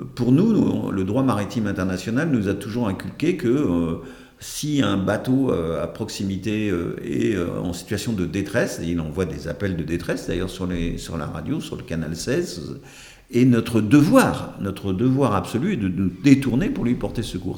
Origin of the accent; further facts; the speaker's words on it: Brittany, France; moved away; also born or lived in Hautes-Pyrénées; je suis marin par mon enfance en Bretagne